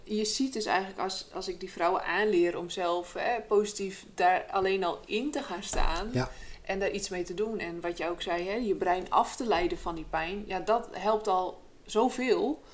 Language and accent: Dutch; Friesland, Netherlands; ik kom natuurlijk uit Friesland